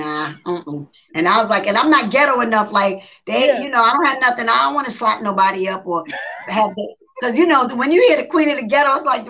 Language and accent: English; New York City, New York, United States; I'm from the South Bronx. I'm from New York